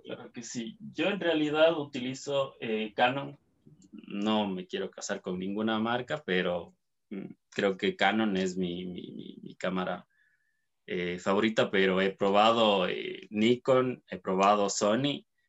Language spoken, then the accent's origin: Spanish; Cuenca, Azuay, Ecuador; soy cuencano, eh, soy de Ecuador